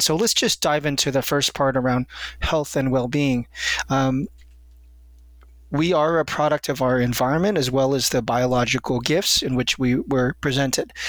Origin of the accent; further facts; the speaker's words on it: United States; since I am an American